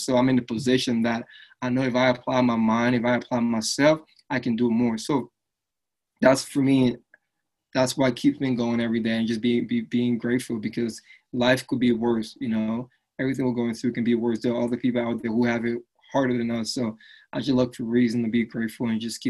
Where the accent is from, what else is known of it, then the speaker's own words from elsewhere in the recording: Philadelphia, Pennsylvania, United States; also born or lived in Liberia; So I grew up in Philadelphia, right? And when I first came to the States, back then my accent was a lot more stronger, right?